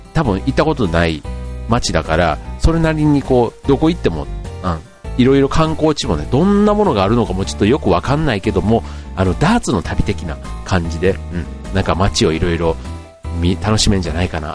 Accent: Osaka, Japan; moved away; also born or lived in Tokyo; 大阪で僕の高校の同窓会があった

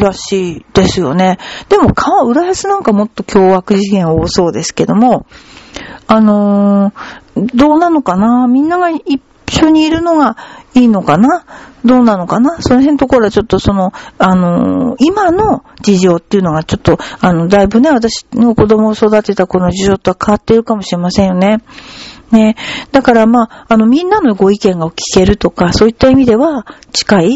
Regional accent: Kawasaki, Kanagawa, Japan; 私川崎に育ったんだけど、でもあのー、もともとは福島県の二本松で、仏壇掘ってる家なのね

